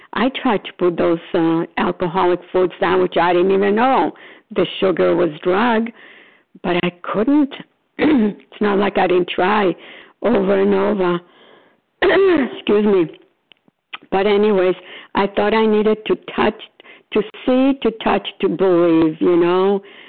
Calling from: Florida, United States; Oh, recovered compulsive overeater. I'm calling from Florida.

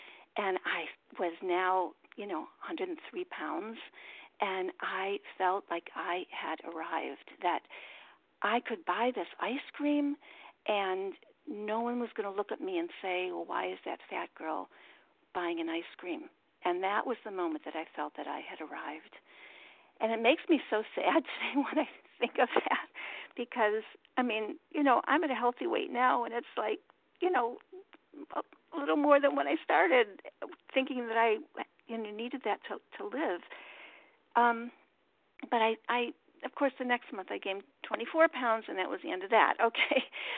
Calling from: Baltimore, Maryland, United States; gratefully recovered compulsive overeater in Baltimore. Thanks, Maryland.

